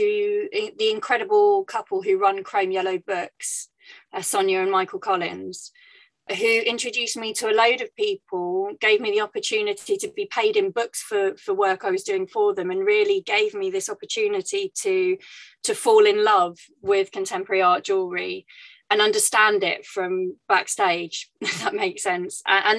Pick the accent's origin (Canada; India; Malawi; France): France; moved away as an adult; now in United Kingdom; But I grew up in France and moved back to the UK when I was 18 to study performance and theatre, and moved swiftly into more kind of costume design.